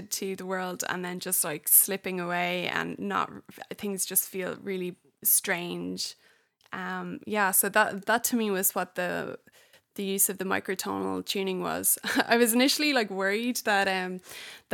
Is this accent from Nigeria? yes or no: no; Ireland; moved away as an adult; now in United States; I'm an Irish person living in the States